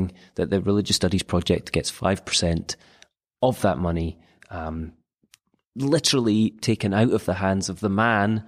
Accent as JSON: {"language": "English", "region": "Scotland", "country": "United Kingdom", "said": "I'm Scottish"}